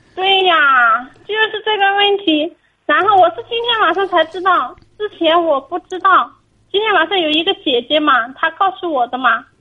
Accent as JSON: {"language": "Chinese", "region": "Hunan", "country": "China", "moved": "as an adult", "lives_now": "Fujian, China", "said": "我是湖南人，我啊，湖南。现在在福建工作"}